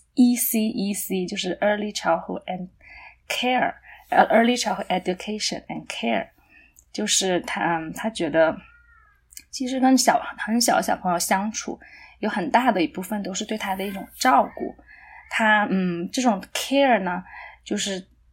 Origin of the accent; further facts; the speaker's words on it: a small city in southern China, China; moved away as an adult; also born or lived in Beijing, China; now in Canada; 我是在一个南方的小城市长大的。啊，大学的时候到北京学习英语